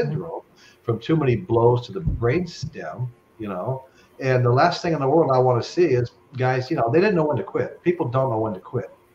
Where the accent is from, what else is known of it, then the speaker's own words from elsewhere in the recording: Henderson, Nevada, United States; when I was a kid growing up in Henderson, Nevada, just outside of Vegas